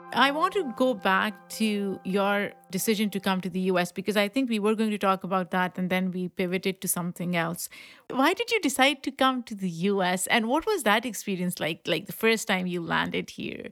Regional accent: Pakistan; moved away; when I was growing up in Pakistan

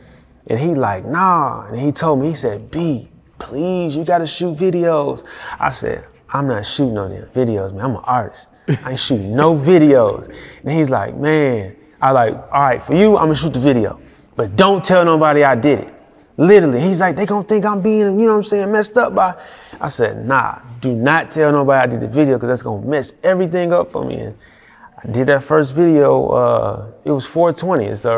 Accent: Houston, Texas, United States; So I'm fresh from Houston.

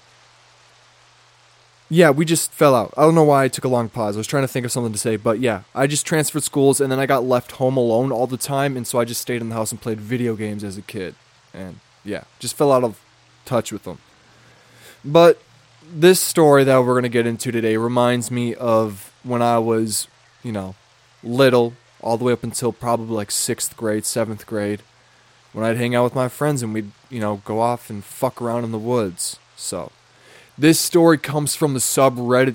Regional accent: Lonsdale, Minnesota, United States; when I was little, growing up in Lonsdale, Minnesota, right, I had a house.

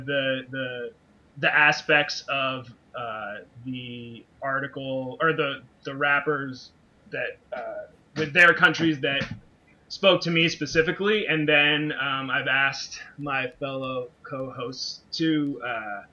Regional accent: Baltimore, Maryland, United States; moved away as an adult; now in Brooklyn, United States; I was raised in Baltimore. I'm there now because of the pandemic, but I'm usually based in Brooklyn

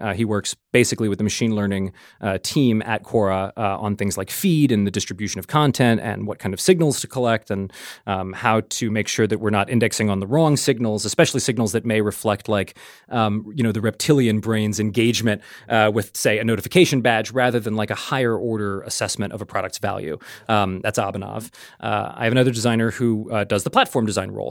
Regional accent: New Orleans, Louisiana, United States; moved away as an adult; also born or lived in New York; I'm from New Orleans originally

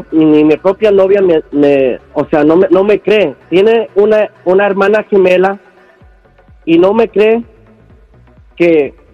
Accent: Mexico; Muy bien, aquí trabajando como buen mexicano.

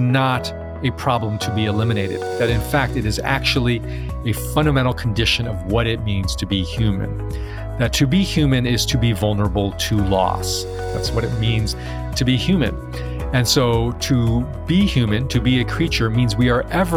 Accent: Chicago, Illinois, United States; also born or lived in Taiwan; So I was born in Taiwan. I immigrated to the United States at age 3, grew up in Chicago.

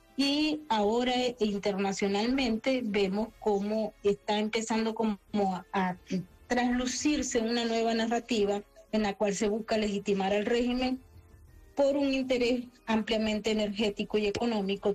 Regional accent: Venezuela; yo soy venezolana

